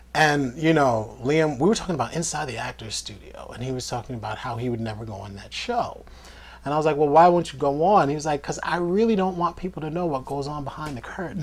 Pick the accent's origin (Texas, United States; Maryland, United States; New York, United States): New York, United States; being on like independent sets growing up in New York